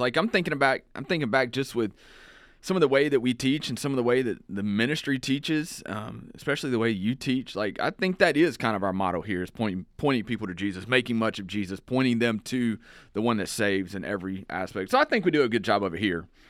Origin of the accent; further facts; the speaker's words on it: around Houston, Texas, United States; I grew up in Houston, or around, not in Houston, around Houston